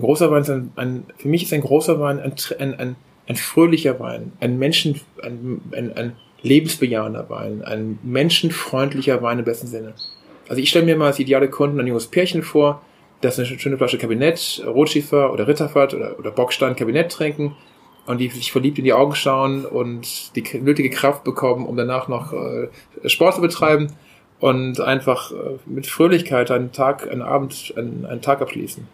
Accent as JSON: {"language": "German", "region": "Eifel", "country": "Germany", "moved": "yes", "said": "Auch ich komme aus der Eifel"}